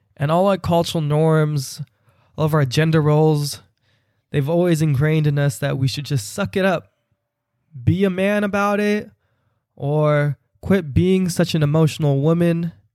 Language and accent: English; Bay Area, California, United States; I'm from the Bay Area